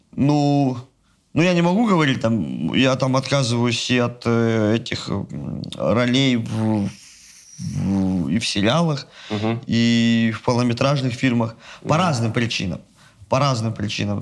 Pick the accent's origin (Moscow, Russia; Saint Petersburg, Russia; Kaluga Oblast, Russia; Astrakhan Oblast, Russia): Astrakhan Oblast, Russia; Astrakhan; я причем из Астрахани